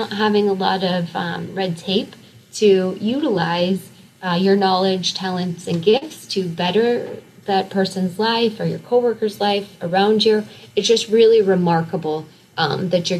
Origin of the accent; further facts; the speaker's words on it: across the river from Omaha, Iowa, United States; right across the river of my hometown